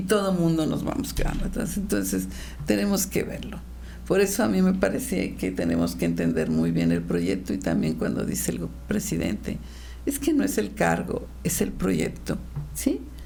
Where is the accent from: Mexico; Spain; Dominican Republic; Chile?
Mexico; Querétaro; servir a mi pueblo queretanas y queretanos